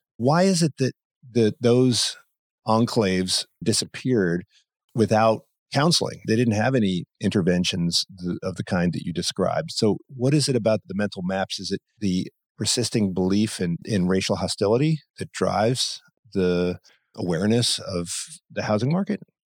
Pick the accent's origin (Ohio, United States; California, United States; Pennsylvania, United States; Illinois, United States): Pennsylvania, United States; Philadelphia; I'm from Philadelphia